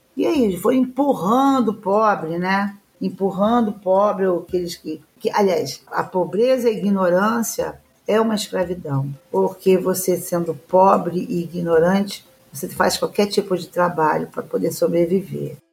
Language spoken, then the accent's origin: Portuguese; Brazil; nosso país aqui, onde eu nasci e aonde eu vou morrer